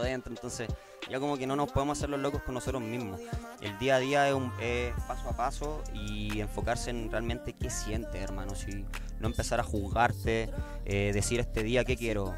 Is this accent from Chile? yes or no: yes; Chile; como chileno